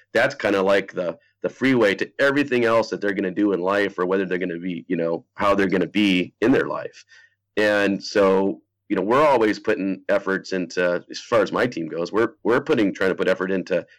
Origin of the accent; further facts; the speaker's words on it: Pacific Northwest, United States; I grew up in the Pacific Northwest